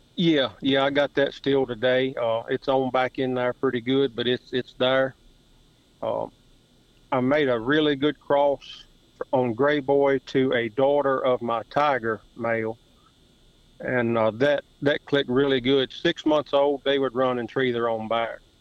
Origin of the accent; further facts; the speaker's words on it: Madison, Virginia, United States; 45 years old, uh, born and raised in Madison, Virginia.